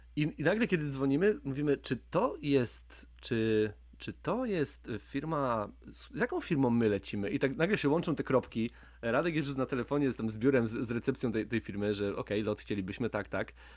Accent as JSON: {"language": "Polish", "region": "Łódź Voivodeship", "country": "Poland", "said": "ja też jestem z Łódzkiego"}